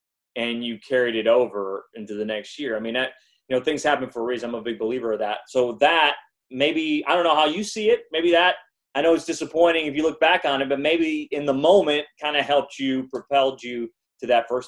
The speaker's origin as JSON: {"language": "English", "town": "Chicago", "region": "Illinois", "country": "United States", "moved": "yes", "lives_now": "Houston, United States", "said": "when I moved to Houston. I'm originally from Chicago. I moved to Houston in 92."}